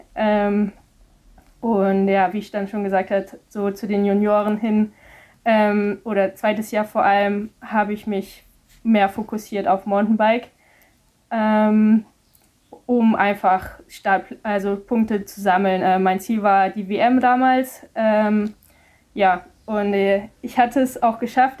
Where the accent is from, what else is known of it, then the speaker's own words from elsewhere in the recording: Mettmann, North Rhine-Westphalia, Germany; von wo ich herkomme in Mettmann